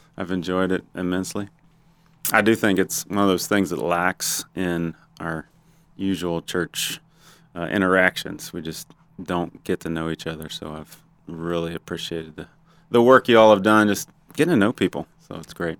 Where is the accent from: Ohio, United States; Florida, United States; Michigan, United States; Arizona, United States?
Ohio, United States; born or raised there; moved away as an adult; also born or lived in Roseburg, Oregon; now in Gainesville, United States